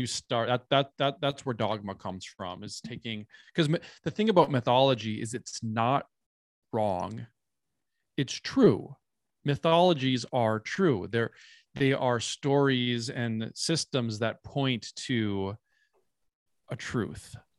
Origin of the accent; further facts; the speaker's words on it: Minnesota, United States; I come from a part of Minnesota where it is, um, I mean, all of, all of America is historically indigenous land, but my hometown specifically is in, um, the Dakota Territory. Um, and I grew up right next to a reservation